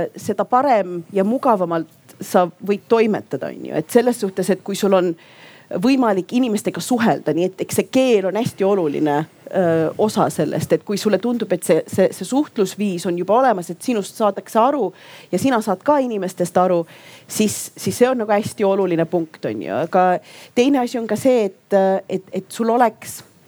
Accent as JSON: {"language": "Estonian", "country": "Estonia", "also_born_or_lived": "Yemen", "said": "ma olen ju eestlane, ma olen ka jeemenlane"}